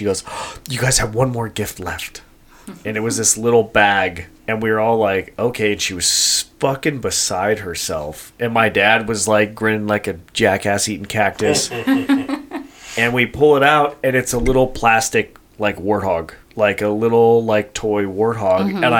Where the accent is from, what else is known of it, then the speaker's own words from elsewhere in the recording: Colorado, United States; now in California, United States; obviously my dad and I are hunters, mm-hmm. and we're transplants from Colorado, and pig hunting in California has been a thing for a while